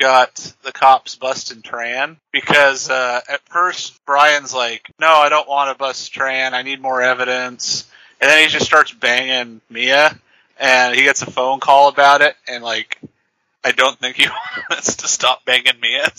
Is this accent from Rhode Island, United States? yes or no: no; California, United States; For us Californians.